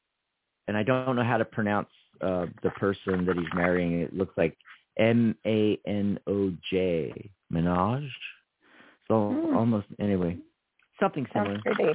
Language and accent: English; California, United States; I was a … from Southern California. And, you know, almost the same age. You know, I'm 58.